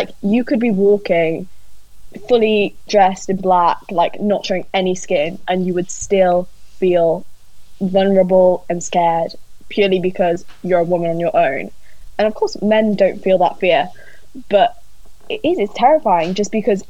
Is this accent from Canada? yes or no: no; Newcastle upon Tyne, North East England, United Kingdom; moved away as an adult; now in Cambridge, United Kingdom; I am originally from Newcastle, and moving to Cambridge